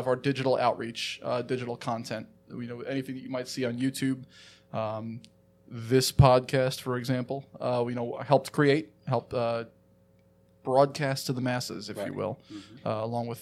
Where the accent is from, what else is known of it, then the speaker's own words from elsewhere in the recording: Chesterfield County, Virginia, United States; also born or lived in Long Island, New York; when I moved here from Long Island, you know, we moved to Chesterfield County. My folks still live in the same house that we moved into